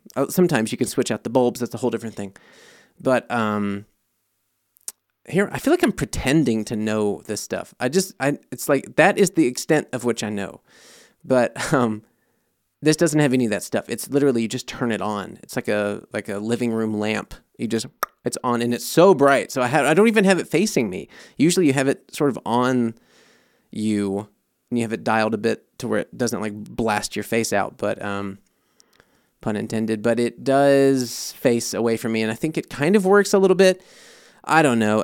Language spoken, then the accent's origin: English; United States; now in Germany; I'm American